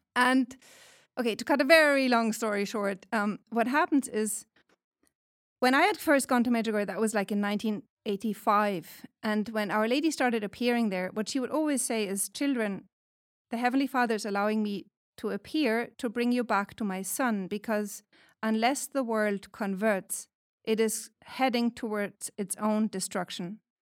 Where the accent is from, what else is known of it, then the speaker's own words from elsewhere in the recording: Germany; moved away as an adult; now in California, United States; I am from Germany, but I teach at Saint Patrick's Seminary and University since twenty eighteen